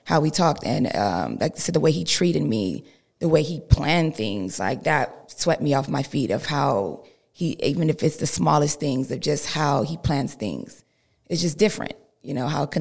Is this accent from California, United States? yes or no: yes; Los Angeles, California, United States; I come from South Central, which is, you know, hood, so I have a little hood in me.